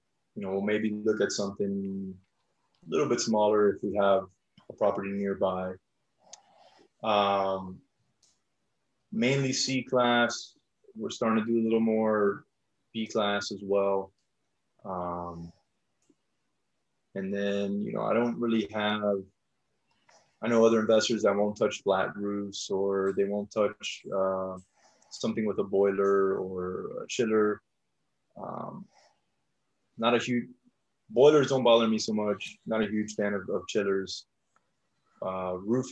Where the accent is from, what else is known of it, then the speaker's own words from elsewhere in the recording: South Florida, United States; moved away; I'm originally from South Florida.